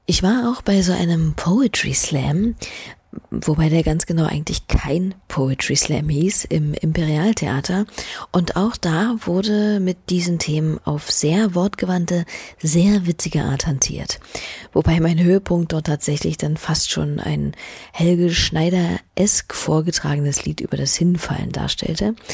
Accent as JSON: {"language": "German", "town": "Venice", "region": "Veneto", "country": "Italy", "said": "ich komme aus Venedig."}